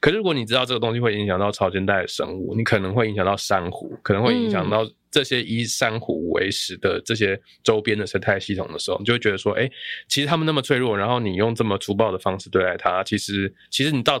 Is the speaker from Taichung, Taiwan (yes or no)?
yes; Taichung, Taiwan; 我台中人啊，所以我很清楚。